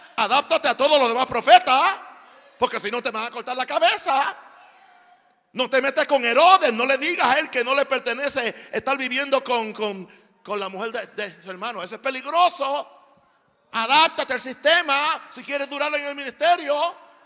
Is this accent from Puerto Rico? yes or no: yes; Naguabo, Puerto Rico; moved away; also born or lived in Panama; un pueblo en el este de Puerto Rico donde, donde yo nací